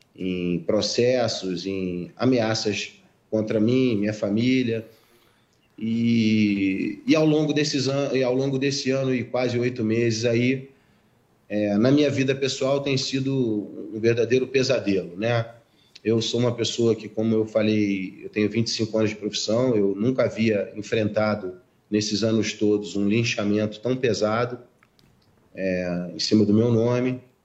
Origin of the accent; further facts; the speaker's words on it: Rio de Janeiro, Brazil; Sou carioca